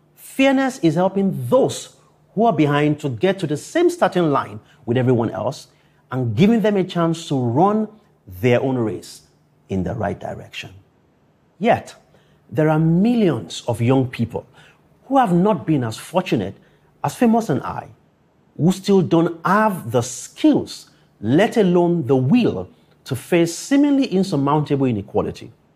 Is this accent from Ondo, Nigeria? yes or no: yes; Akure, Ondo, Nigeria; growing up in Akure, a town 350 kilometers from Lagos